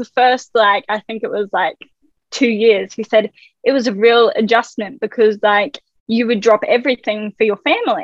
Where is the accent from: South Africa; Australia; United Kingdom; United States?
Australia; I was born in Australia